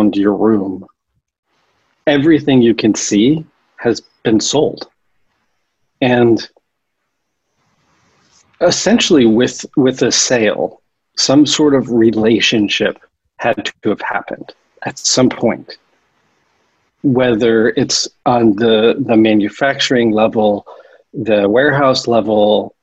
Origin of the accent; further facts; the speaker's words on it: Connecticut, United States; moved away as an adult; now in San Francisco, United States; I grew up in Connecticut